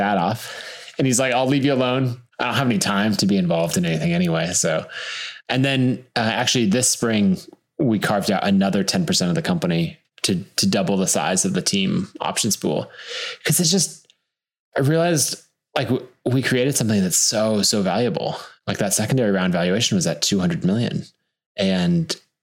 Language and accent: English; Boise, Idaho, United States; I was born and raised in Boise and still live there today.